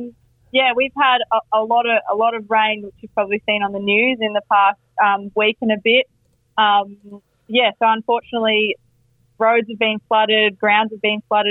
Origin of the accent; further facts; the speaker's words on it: Victoria, Australia; So unlike Victoria, which, you know, I'm from Victoria, so I'm used to a bit of rain, it doesn't really bother me.